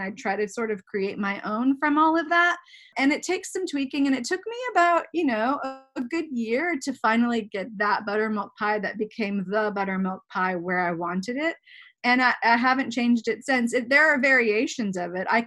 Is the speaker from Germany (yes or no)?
yes; Germany; I you know I I grew up in Germany. I grew up in Europe most for most of my childhood